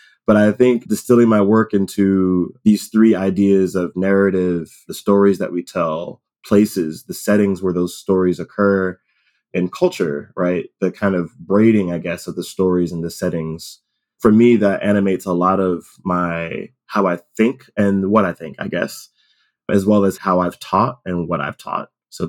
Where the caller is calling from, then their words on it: Cambridge, Massachusetts, United States; also born or lived in Somerville; I am calling from Cambridge, Massachusetts. I'm about 20 minutes walking distance from the Harvard GSD. I live in Somerville.